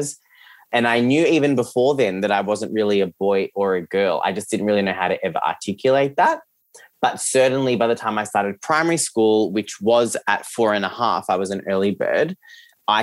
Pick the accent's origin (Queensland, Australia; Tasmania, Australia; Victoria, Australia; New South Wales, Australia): Victoria, Australia; Geelong; English is a second language; So I grew up in Geelong, which is where I'm recording from today